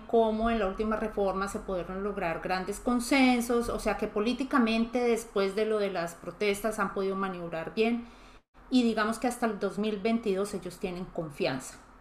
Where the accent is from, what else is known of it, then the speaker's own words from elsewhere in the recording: Colombia; como los colombianos no lo vemos tan grande